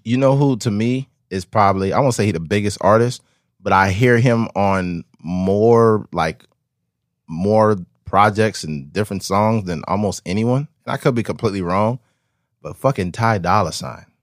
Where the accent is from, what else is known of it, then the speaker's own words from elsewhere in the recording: Bakersfield, California, United States; I'm from Bakersfield releasing a podcast